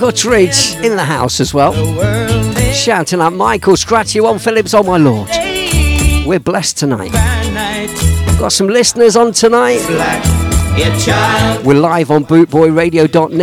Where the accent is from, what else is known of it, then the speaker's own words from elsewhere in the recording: Leicester, East Midlands, United Kingdom; I was born in the red light district, the predominantly Indian and Jamaican area of Leicester, my hometown.